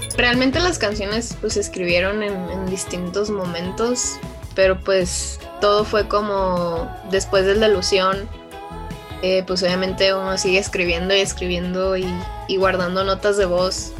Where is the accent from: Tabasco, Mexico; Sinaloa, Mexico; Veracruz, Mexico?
Sinaloa, Mexico; Culiacán; yo vengo de, esos lares, pues, y más de, de Culiacán, Sinaloa, que yo soy de, de allá